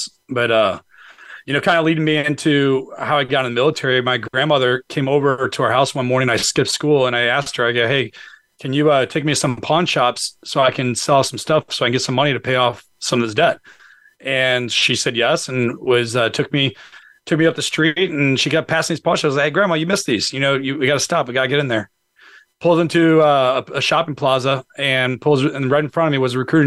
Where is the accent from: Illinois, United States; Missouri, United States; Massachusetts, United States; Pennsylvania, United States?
Missouri, United States; St. Louis; now in Northern Virginia, United States; I'm originally from St. Louis, Missouri, and grew up in a single family home with my mom and four sisters